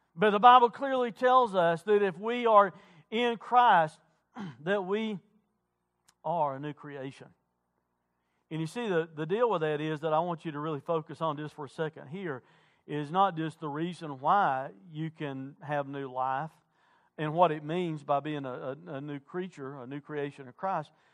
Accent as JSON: {"language": "English", "area": "Wilkes County", "region": "North Carolina", "country": "United States", "said": "I'm not from Caldwell County, I'm from Wilkes County."}